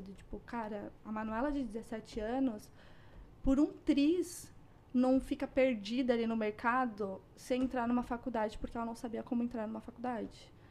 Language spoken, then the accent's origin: Portuguese; São Paulo, Brazil; moved away as an adult; now in Canada; eu cresci numa favela em São Paulo.